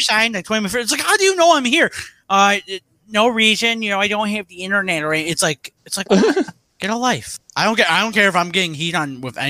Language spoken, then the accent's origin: English; Detroit, Michigan, United States; So yeah, so I'm from Detroit, Michigan.